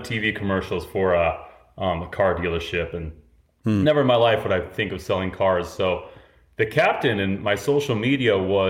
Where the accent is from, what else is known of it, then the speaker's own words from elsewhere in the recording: Salt Lake City, Utah, United States; moved away as an adult; also born or lived in Moab, Utah; now in New York, United States; I grew up in Salt Lake City